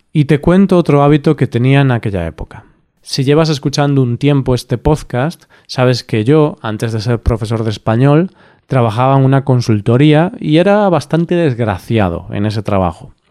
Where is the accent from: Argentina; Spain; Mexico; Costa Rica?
Spain; Siendo español, para mí estas son duras palabras pero en su momento decidí hacer de tripas corazón y dejar de echar la siesta.